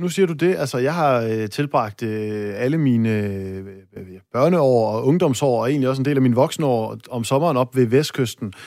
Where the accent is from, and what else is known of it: North Jutland, North Denmark Region, Denmark